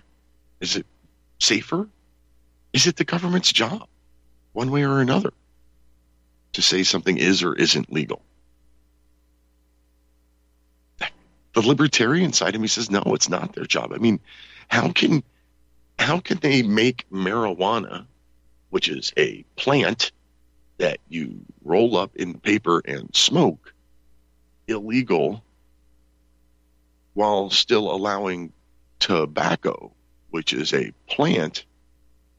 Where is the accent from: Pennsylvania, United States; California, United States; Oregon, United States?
Pennsylvania, United States; my home state of Pennsylvania